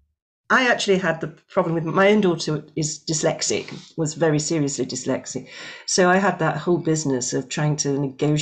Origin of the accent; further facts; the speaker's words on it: Scotland, United Kingdom; my home country of Scotland